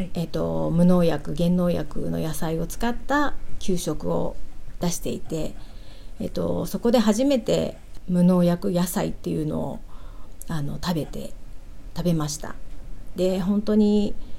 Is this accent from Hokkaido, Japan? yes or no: no; Kanagawa, Japan; 私は神奈川県で生まれて今あの神奈川県県西部で主人と一緒にあの小さな農園をしております